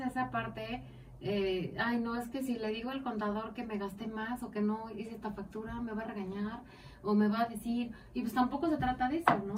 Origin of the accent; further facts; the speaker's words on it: Mexico; como mexicanos